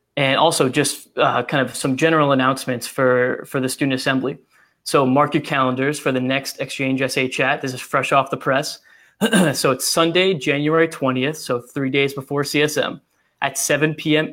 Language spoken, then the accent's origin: English; Massachusetts, United States; I'm from Massachusetts and I'm 10 minutes from the Rhode Island border